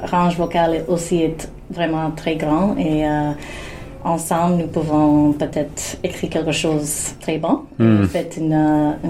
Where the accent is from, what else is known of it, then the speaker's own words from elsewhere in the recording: Canada; mais c'est pas que je suis une Canadienne aussi, mais euh